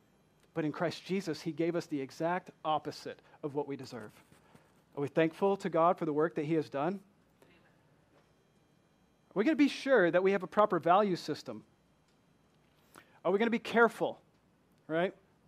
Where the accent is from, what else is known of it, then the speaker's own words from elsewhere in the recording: Michigan, United States; accent: southern; I am not from here. I'm from Michigan, although people from Michigan no longer say that I sound like I'm from Michigan. They say I'm from the deep south with my southern accent.